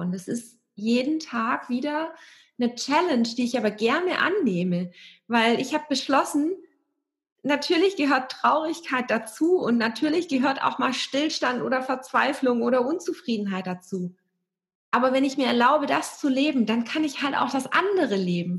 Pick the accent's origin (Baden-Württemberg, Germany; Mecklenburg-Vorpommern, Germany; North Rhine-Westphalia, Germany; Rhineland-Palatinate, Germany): Baden-Württemberg, Germany; area around Stuttgart; moved away; also born or lived in Hamburg; ich bin mit meiner Katze und meinem Hund, meinen Büchern und meinen Klamotten weg aus Hamburg nach Stuttgart gezogen. Stuttgart kannte ich auch nicht, aber ich bin hier in der Gegend aufgewachsen und geboren